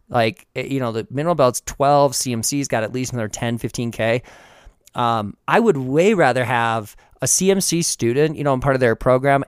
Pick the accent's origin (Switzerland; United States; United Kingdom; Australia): United States; Midwest; growing up in the Midwest